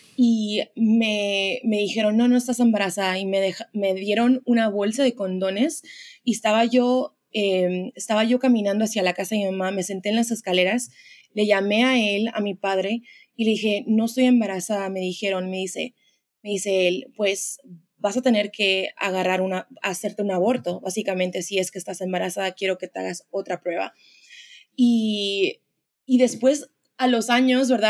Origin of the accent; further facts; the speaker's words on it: Los Angeles, California, United States; moved away as an adult; now in Dallas, United States; yo nací en Los Ángeles. Em, soy de ahí, la mayoría de mi vida viví ahí.